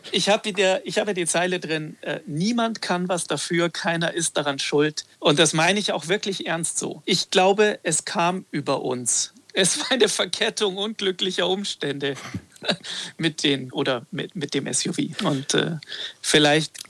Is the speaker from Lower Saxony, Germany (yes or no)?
no; Gmund am Tegernsee, Bavaria, Germany; Ich bin am Tegernsee groß geworden, in Gmund am Tegernsee, am Nordende des Tegernsees